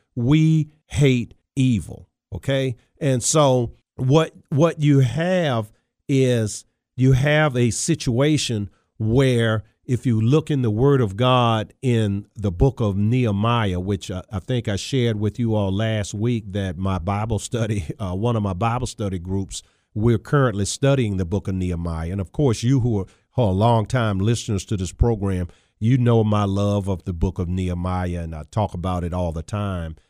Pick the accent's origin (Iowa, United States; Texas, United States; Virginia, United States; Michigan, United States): Virginia, United States; Charles City County; I grew up playing football in Charles City County, Virginia